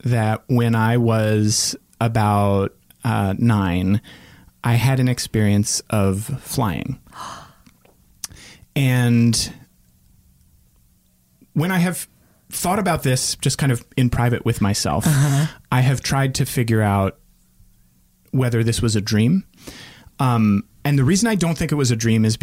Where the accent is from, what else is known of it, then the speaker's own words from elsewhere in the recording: Northern Virginia, United States; the neighborhood where I grew up in Northern Virginia